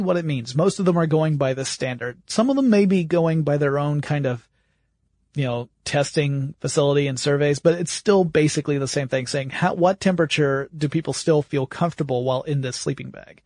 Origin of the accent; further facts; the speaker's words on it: the South, United States; I grew up in the South